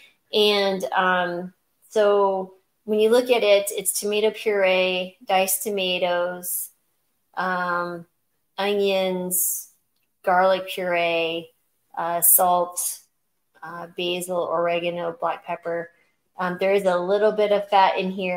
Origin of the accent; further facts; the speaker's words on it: New Mexico, United States; I grew up in New Mexico